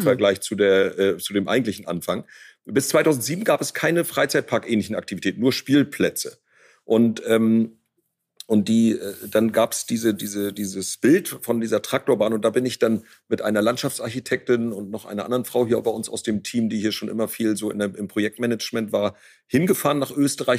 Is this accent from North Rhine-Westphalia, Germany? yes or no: no; Ostholstein, Schleswig-Holstein, Germany; also born or lived in near Rostock; als meine Schwester Ulrike und ich äh, geboren wurden, also wir sind quasi auf dem Erdbeerfeld zur Welt gekommen